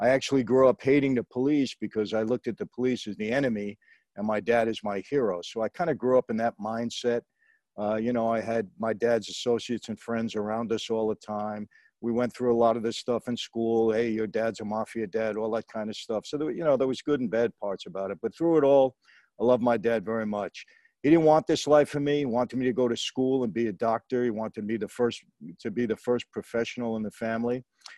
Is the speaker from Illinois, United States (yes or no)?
no; New York City, New York, United States; I grew up in Brooklyn, New York, back in the 1950s I was born